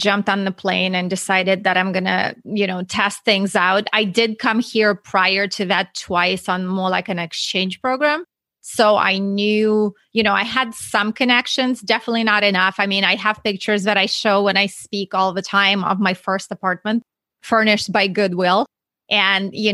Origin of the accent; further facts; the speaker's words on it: Russia; English is a second language; moved away; if you hear my accent, I'm not from Texas. I'm actually from Russia.